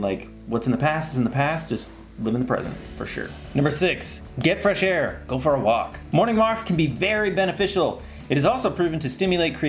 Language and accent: English; Las Vegas, Nevada, United States; Growing up in Vegas, mountains everywhere